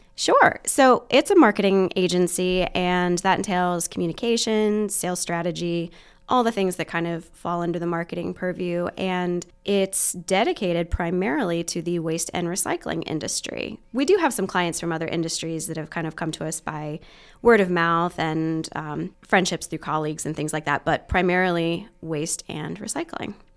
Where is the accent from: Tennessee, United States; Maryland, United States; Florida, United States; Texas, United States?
Maryland, United States; Western; moved away as an adult; also born or lived in Virginia / Pennsylvania; now in Muncie, Indiana, United States; I was born in Virginia and spent most of my childhood in Maryland, Western Maryland.